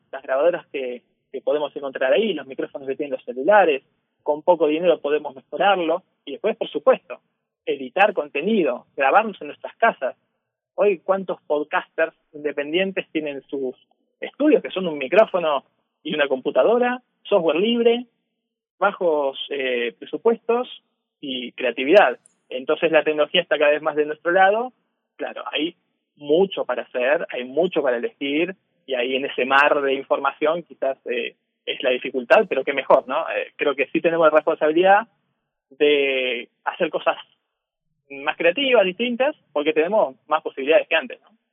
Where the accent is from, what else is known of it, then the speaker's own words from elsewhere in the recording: Argentina; vengo de Argentina, estoy en Argentina